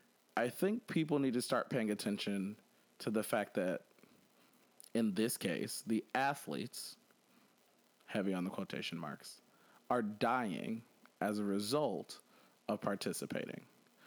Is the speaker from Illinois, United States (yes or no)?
yes; Chicago, Illinois, United States; I'm from Chicago